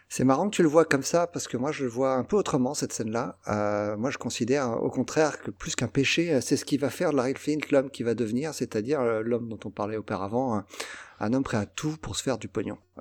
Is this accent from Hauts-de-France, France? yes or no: no; Versailles, Île-de-France, France; born or raised there